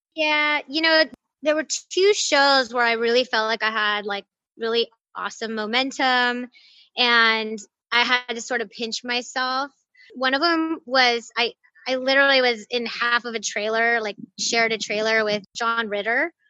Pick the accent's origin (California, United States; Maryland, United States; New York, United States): California, United States; Pasadena; I'm from Pasadena, oh, California. Yeah, I'm a LA girl, and yeah, never went really far from here